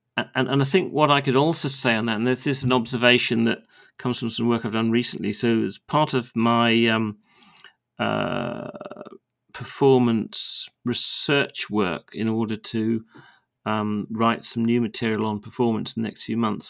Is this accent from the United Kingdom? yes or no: yes; United Kingdom; as a Brit when we live on a very small island off the northwestern shore of Europe